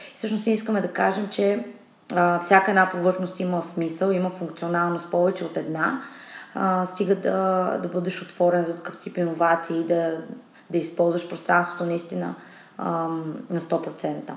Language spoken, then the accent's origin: Bulgarian; Asenovgrad, Plovdiv Province, Bulgaria; now in Sofia, Bulgaria; От Асеноград съм родом, но вече от доста време живея в София